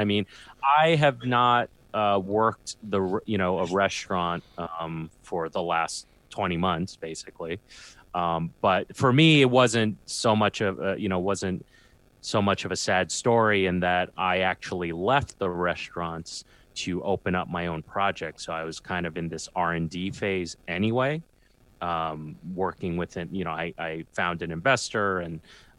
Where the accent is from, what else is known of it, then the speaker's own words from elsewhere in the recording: New York City, New York, United States; I'm from Queens and I hang out a lot in Brooklyn.